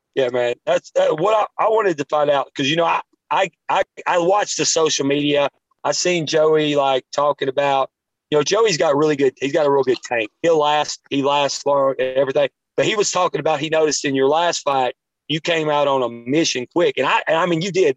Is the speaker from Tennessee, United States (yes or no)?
yes; Taft, Tennessee, United States; we're from Taft, Tennessee